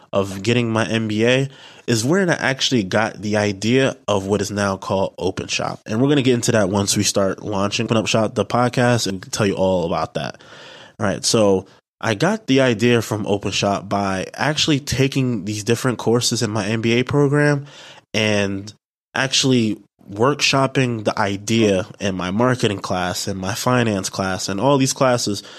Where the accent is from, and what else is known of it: New York City, New York, United States; also born or lived in Delaware